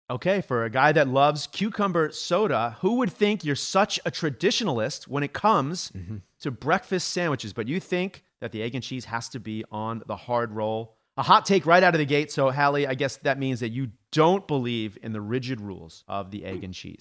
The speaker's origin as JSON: {"language": "English", "region": "New York", "country": "United States", "tie": "born or raised there", "said": "a native New Yorker"}